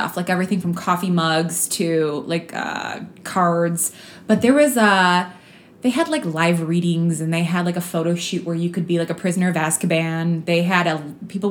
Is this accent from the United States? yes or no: yes; Chicago, Illinois, United States; moved away; we're going to be coming to back to our hometown, Chicago